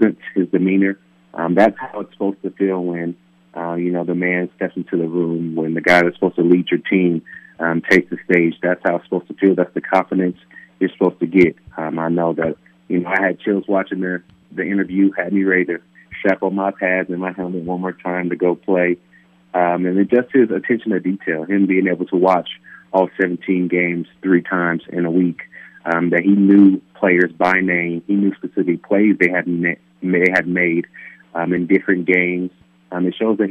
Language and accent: English; Palm Bay, California, United States; moved away; building homes back in my hometown of Palm Bay, California